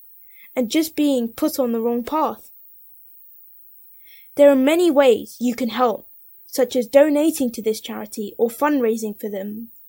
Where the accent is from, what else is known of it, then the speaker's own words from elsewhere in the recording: London, United Kingdom; I am from London